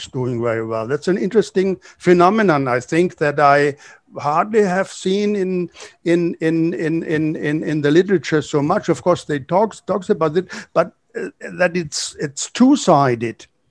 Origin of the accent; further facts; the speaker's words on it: Germany; moved away as an adult; now in Brazil; growing up in Germany